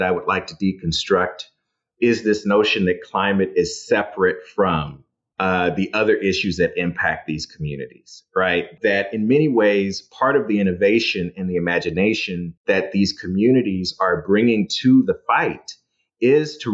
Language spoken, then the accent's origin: English; Dallas, Texas, United States; my hometown, Dallas, Texas